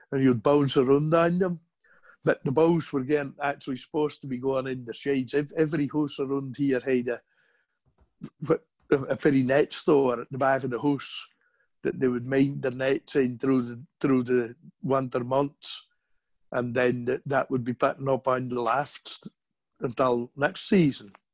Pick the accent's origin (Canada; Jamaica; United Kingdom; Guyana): United Kingdom; Hamnavoe, Scotland; accent: broad Shetland; I was born in 1962 in Hamnavoe, Shetland.